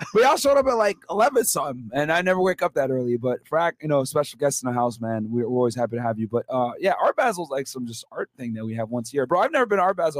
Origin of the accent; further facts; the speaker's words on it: Connecticut, United States; now in Miami, United States; I'm from Connecticut originally